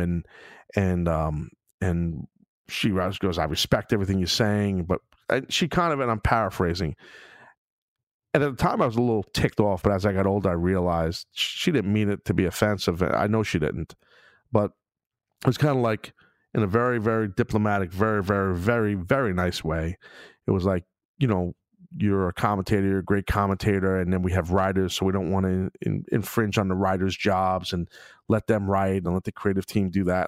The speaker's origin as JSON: {"language": "English", "town": "New York City", "region": "New York", "country": "United States", "tie": "born or raised there", "said": "in Brooklyn, in my hometown"}